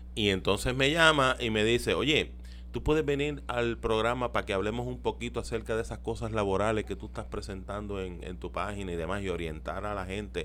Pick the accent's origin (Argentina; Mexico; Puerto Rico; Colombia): Puerto Rico; Carolina; also born or lived in Las Monjas, San Juan; nací en Las Monjas, pero me crié allá en, en Carolina